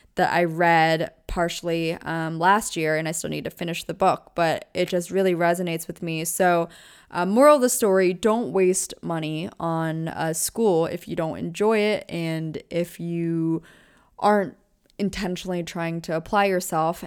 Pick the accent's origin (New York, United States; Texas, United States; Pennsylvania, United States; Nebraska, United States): Pennsylvania, United States; small town in; born or raised there; moved away as an adult; also born or lived in Orange County, California / Newport Beach, California; now in California, United States